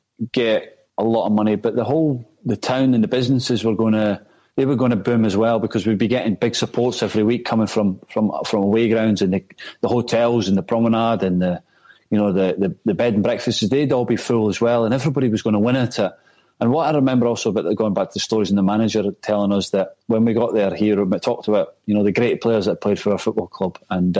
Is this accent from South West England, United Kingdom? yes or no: no; Scotland, United Kingdom; moved away